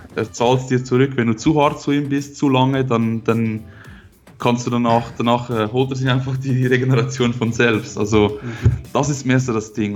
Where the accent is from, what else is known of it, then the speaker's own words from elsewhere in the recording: Switzerland; Ich komme aus der Schweiz, wie man hört